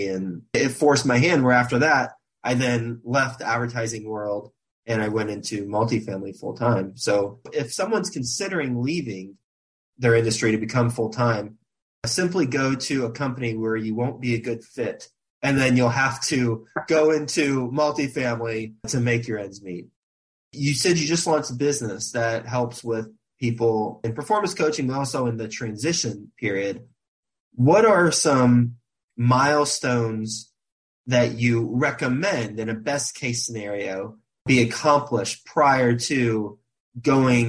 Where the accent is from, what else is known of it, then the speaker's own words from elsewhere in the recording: Aledo, Texas, United States; also born or lived in Fort Worth, Texas; I grew up in Aledo. I went to school at Aledo High School